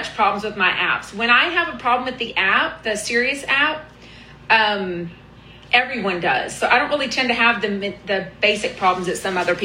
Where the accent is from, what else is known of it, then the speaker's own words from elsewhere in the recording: Houston, Texas, United States; I'm from Houston. I took Spanish from sixth grade all through college